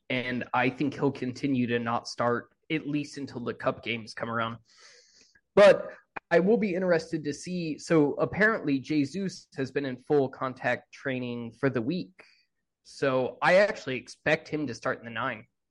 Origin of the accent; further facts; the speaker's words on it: United States; as an American